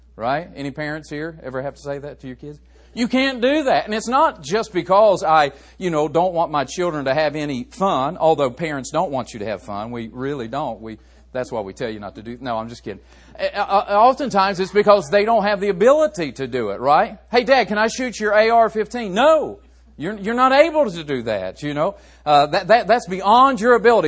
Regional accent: West Virginia, United States; I grew up in West Virginia

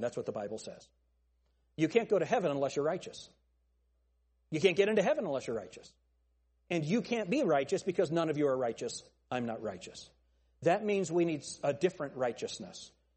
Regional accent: United States; I'm American

